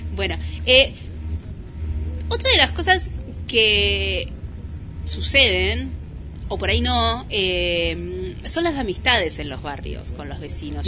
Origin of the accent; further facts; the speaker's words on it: Mar del Plata, Buenos Aires Province, Argentina; also born or lived in Parque Camet, Mar del Plata; yo soy de Polonia y Vertis, porque mi esencia está ahí. Este, más allá de que hace mil años que vivo en Parque Camet